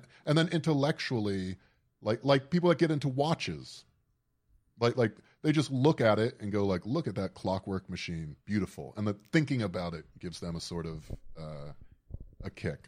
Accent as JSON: {"language": "English", "region": "South Florida", "country": "United States", "tie": "born or raised there", "said": "I grew up in South Florida"}